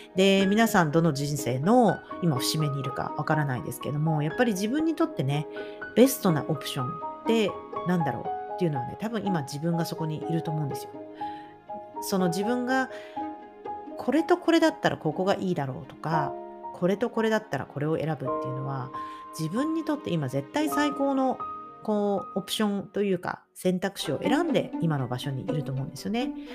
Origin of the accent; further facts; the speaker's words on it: Tokyo, Japan; moved away as an adult; also born or lived in Thailand / Okinawa; 私、東京でずっと育ってい